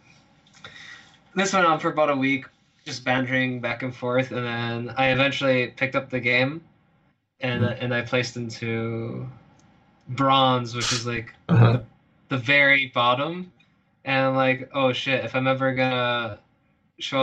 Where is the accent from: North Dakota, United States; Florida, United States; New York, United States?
North Dakota, United States; Fargo; I come from Fargo, North Dakota, a very, very unpopulated area, you could say, and very cold winters. Most people where I'm from pretty much just farm